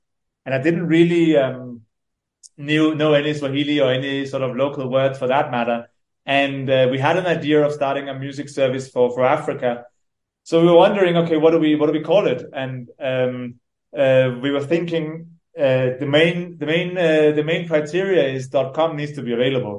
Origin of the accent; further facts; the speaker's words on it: Denmark; moved away as an adult; now in Nairobi, Kenya; I'm originally from Denmark. I grew up there, and then I moved here when I was 21, 22